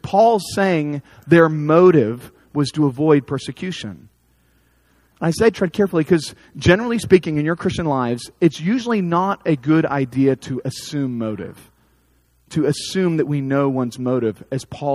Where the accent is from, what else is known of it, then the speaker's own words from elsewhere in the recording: United States; as American evangelicals